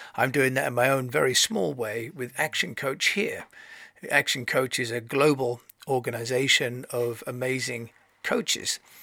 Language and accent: English; Canterbury, South East England, United Kingdom; I'm from Canterbury